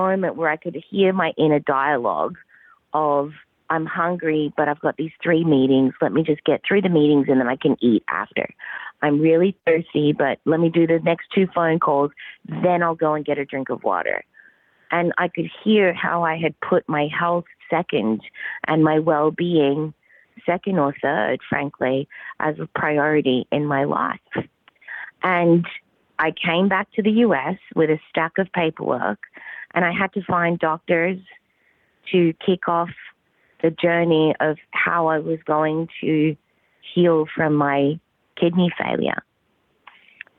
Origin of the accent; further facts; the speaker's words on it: Australia; accent: Australian; also born or lived in Southern California; now in California, United States; I was born and bred in the Australian outback.